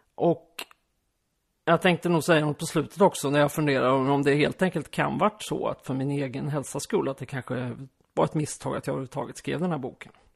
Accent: Skåne, Sweden; also born or lived in Västergötland / Aspudden, Stockholm; now in Stockholm, Sweden; Jag är uppvuxen i halva min uppväxt i Skåne och halva i Västergötland

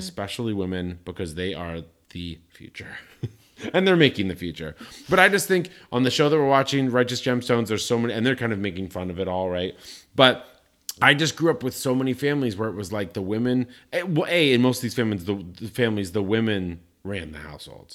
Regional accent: Colorado Springs, Colorado, United States; I grew up in Colorado Springs, Colorado, biggest evangelical Christian population on the planet

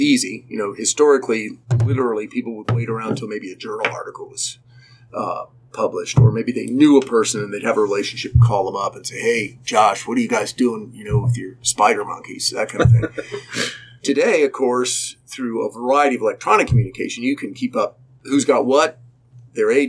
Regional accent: Central Florida, United States; moved away as an adult; now in Cincinnati, United States; I grew up in Central Florida before air conditioning

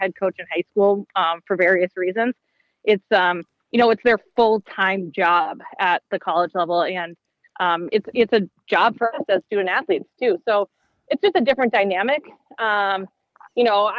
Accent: Minnesota, United States; growing up in Minnesota

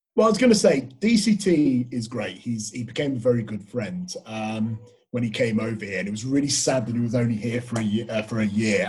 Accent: England, United Kingdom; moved away as an adult; now in Australia; I'm from England

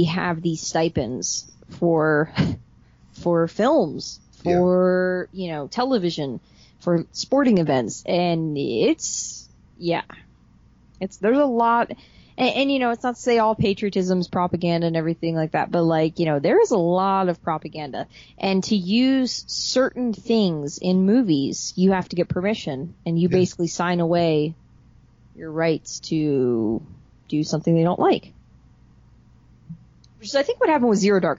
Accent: Baltimore, Maryland, United States; I'm going to root for my home team. I'm from Baltimore

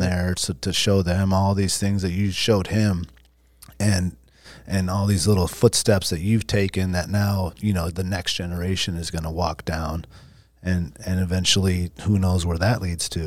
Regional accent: Alaska, United States; growing up in Alaska

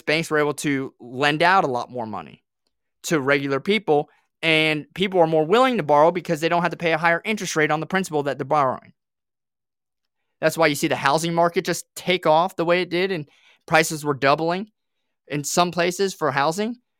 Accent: Southwest Florida, United States; moved away as an adult; also born or lived in Australia; now in Tennessee, United States; I grew up here in Florida, in Southwest Florida

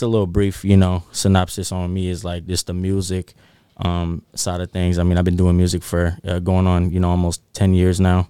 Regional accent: North Highlands, California, United States; I grew up in North Highlands

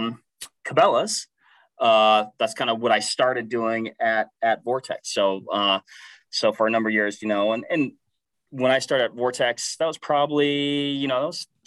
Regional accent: Washington, United States; born and raised Washington State. So I'm kind of from the West Coast side of things.

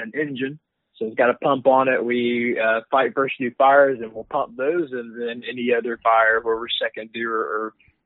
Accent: Georgia, United States; born and raised in Georgia, obviously you can tell with my accent. I kind of spent my whole life here.

